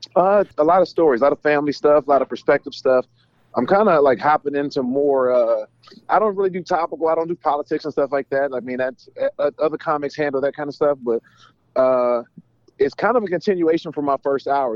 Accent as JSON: {"language": "English", "town": "Atlanta", "region": "Georgia", "country": "United States", "moved": "yes", "lives_now": "Los Angeles, United States", "said": "I'm from Georgia. I'm from Atlanta originally"}